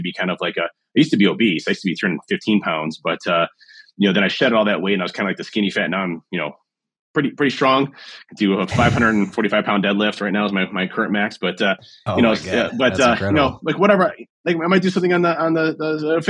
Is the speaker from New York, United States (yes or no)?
no; Cleveland, Ohio, United States; My hometown is Cleveland